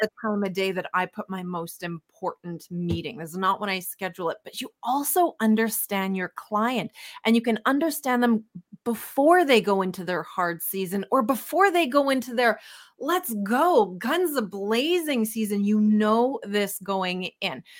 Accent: Winnipeg, Manitoba, Canada; moved away as an adult; also born or lived in Calgary / Southern California; we're born and raised in Winnipeg, Manitoba, love living in Canada

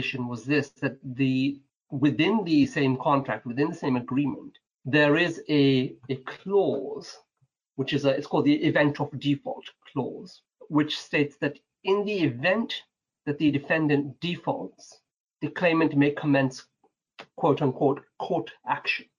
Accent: Manchester, North West England, United Kingdom; moved away as an adult; now in London, United Kingdom; I grew up in the north of England, up in Manchester, perhaps most known for its football teams

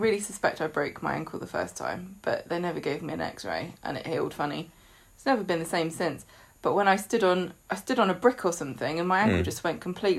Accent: England, United Kingdom; because I'm English.

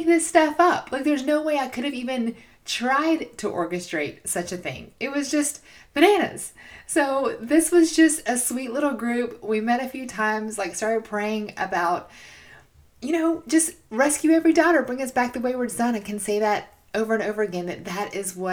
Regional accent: Georgia, United States; moved away as an adult; now in Chattanooga, United States; I'm from Georgia

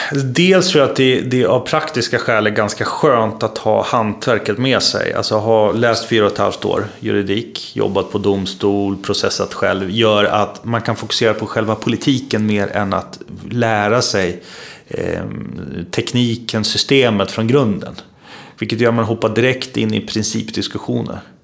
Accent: Uppsala, Uppsala County, Sweden; jag är ju uppvuxen i Uppsala. Ehm, jag är född i Uppsala, jag bor i Uppsala.

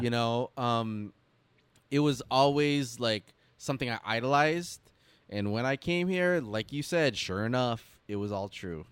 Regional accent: Detroit, Michigan, United States; growing up in the Motor City

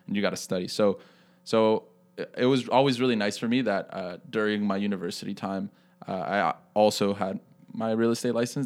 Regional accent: Toronto, Ontario, Canada; I'm from Toronto

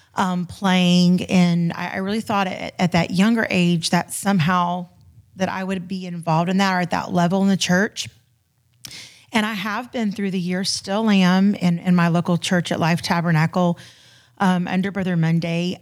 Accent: Florida, United States; moved away as an adult; now in Houston, United States; I'm originally a Florida girl. So I was born and raised in Florida and we moved out to Houston, um, in October of twenty fourteen.

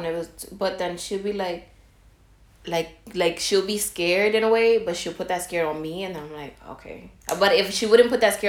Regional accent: New York City, New York, United States; I was born in the Bronx, raised in the Bronx, went to elementary, middle school, and high school in the Bronx.

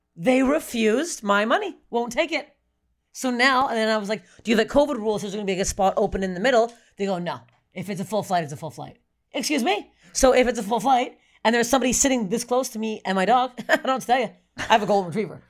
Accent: Canada; I'm Canadian

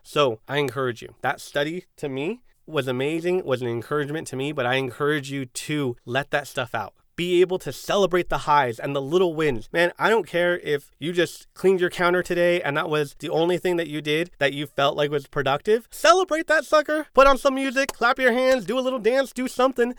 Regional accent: San Diego, California, United States; I'm a Chicano from San Diego, first generation

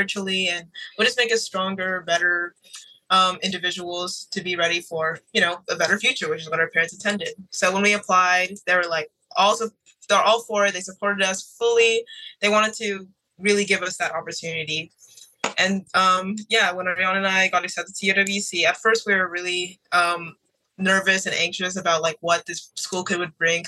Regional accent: Houston, Texas, United States; We're both from Houston, Texas

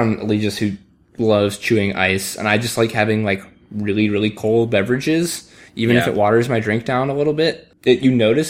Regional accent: United States; us being American

